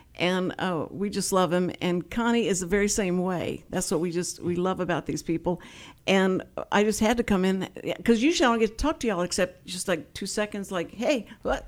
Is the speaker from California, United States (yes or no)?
no; Houston, Texas, United States; accent: Texas; I grew up in Houston, and was born and raised in Houston